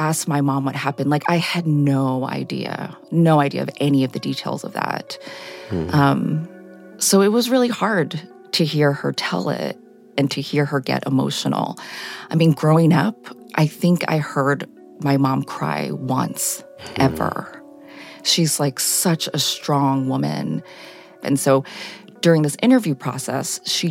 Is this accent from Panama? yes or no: no; Chappaqua, New York, United States; I was raised in Chappaqua, New York